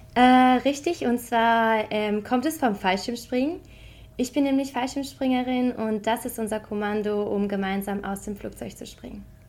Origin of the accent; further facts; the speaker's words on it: Bocholt, North Rhine-Westphalia, Germany; moved away as an adult; now in Paris, France; ich bin äh, in Bocholt geboren.